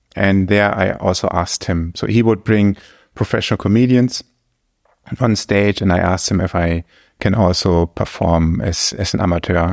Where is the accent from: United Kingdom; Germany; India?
Germany; English is a second language; moved away as an adult; now in Luxembourg; my home country, Germany